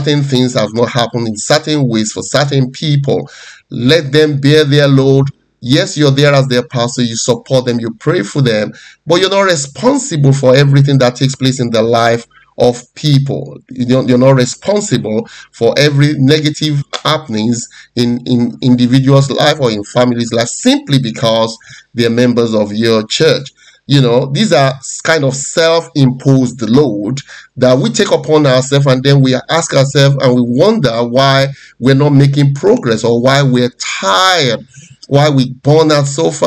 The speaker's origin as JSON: {"language": "English", "country": "Nigeria", "tie": "born or raised there", "moved": "yes", "said": "I'm originally from Nigeria before I moved out of the country"}